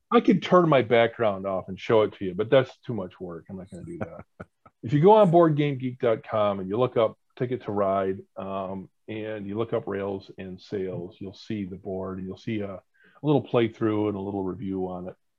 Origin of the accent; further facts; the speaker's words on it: Mexico, New York, United States; I grew up in Mexico, New York, and uh, Oswego County